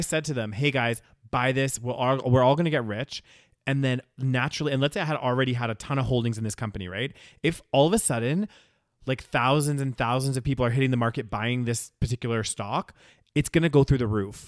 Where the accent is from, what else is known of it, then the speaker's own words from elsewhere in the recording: United Kingdom; first language British English; We're British as hell